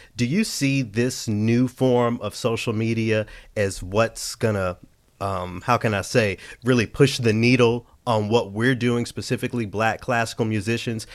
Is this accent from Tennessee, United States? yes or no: yes; Memphis, Tennessee, United States; moved away; my hometown of Memphis, Tennessee